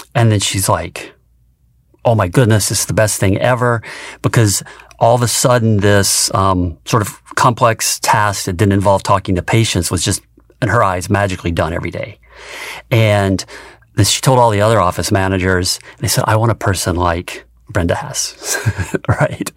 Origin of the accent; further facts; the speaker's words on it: rural Tennessee, United States; moved away as an adult; I grew up in rural Tennessee on a small farm